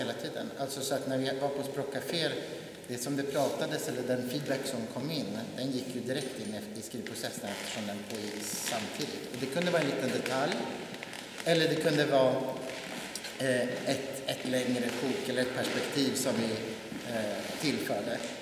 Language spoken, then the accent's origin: Swedish; Jämtland, Sweden; hemma i Jämtland, trakterna där jag bor, kommer ifrån